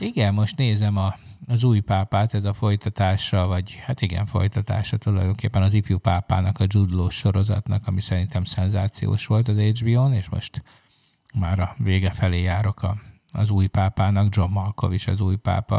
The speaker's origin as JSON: {"language": "Hungarian", "country": "Hungary"}